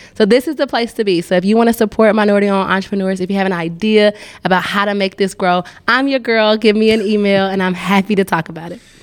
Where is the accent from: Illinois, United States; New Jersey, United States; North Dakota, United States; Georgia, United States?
Georgia, United States; Atlanta; now in Nashville, United States; I'm from Atlanta